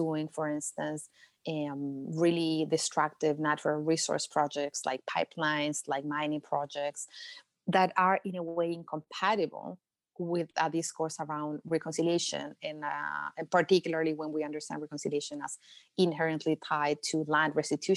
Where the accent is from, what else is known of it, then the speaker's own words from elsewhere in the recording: Chile; Chile, which is my home country